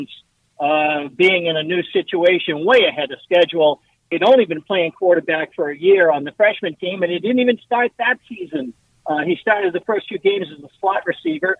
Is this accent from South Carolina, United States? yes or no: no; Walpole, Massachusetts, United States; my hometown of Walpole